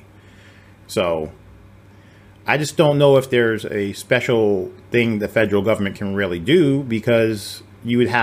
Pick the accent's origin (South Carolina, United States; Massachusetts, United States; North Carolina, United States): Massachusetts, United States; on the Rhode Island line; now in Texas, United States; I'm in Texas, right? I mean, but I grew up in Massachusetts on the Rhode Island line. When my parents divorced, I had one in one state, one in the other